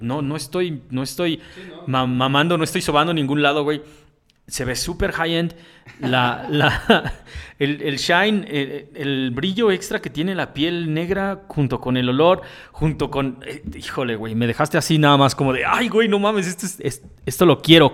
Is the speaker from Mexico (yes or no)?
yes; Mexico; como mexicano